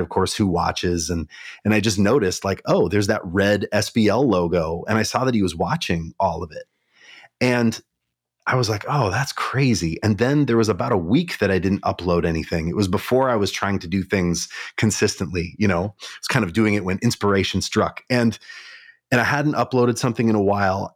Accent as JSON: {"language": "English", "town": "Kalispell", "region": "Montana", "country": "United States", "tie": "born or raised there", "moved": "yes", "lives_now": "Minneapolis, United States", "said": "I grew up in Montana, mm-hmm. small town in Montana called Kalispell"}